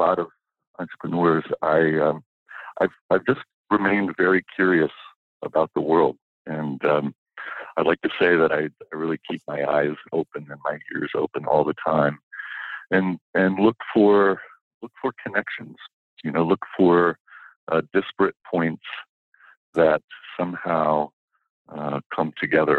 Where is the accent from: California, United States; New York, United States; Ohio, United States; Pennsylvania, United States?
Ohio, United States; Kettering; moved away as an adult; also born or lived in San Francisco; when I was a kid, I was growing up in Kettering, Ohio, outside of Dayton